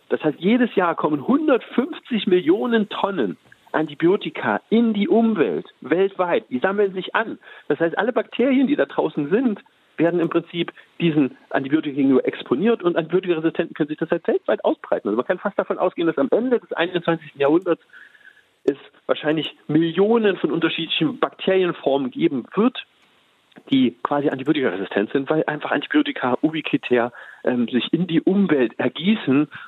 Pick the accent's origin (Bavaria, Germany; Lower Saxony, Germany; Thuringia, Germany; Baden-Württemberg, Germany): Thuringia, Germany; Leinefelde; ich komme aus Westthüringen, ähm, einem kleinen Stadt, Leinefelde. Ähm, Westthüringen, die Region heißt Eichsfeld, ist die katholischste Region Deutschlands. Das heißt, ich bin katholisch aufgewachsen